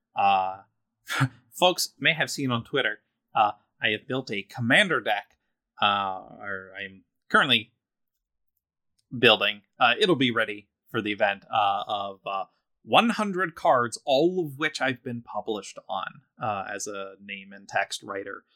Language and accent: English; Philadelphia, Pennsylvania, United States; I'm from Philadelphia